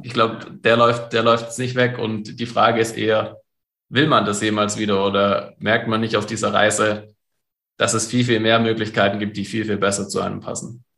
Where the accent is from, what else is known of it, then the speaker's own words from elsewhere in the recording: Germany; bei uns in Deutschland